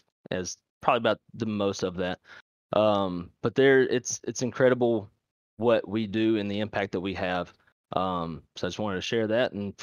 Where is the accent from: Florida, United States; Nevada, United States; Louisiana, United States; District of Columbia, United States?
Louisiana, United States; Monroe; the town they're from, Monroe, Louisiana, is where I'm from